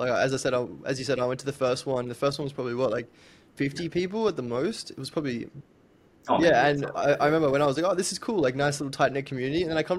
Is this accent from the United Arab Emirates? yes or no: no; Brisbane, Queensland, Australia; moved away as an adult; I'm from Brisbane. I moved there recently.